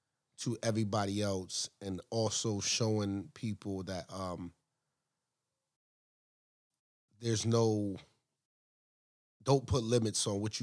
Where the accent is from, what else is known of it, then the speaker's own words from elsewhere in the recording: New England, United States; moved away; No, I'm from New England.